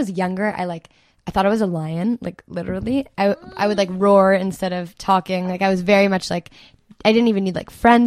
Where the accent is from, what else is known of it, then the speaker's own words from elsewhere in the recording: Toronto, Ontario, Canada; also born or lived in Montreal / Halifax; Grew up, like born and raised Toronto